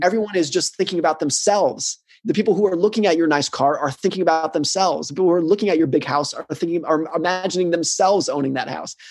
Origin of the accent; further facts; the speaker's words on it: United States; I grew up in the United States. I live in the United States.